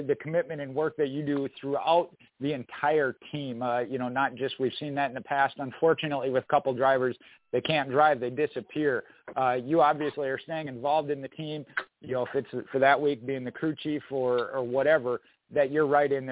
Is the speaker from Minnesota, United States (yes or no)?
yes; Minnesota, United States; moved away; I'm originally from Minnesota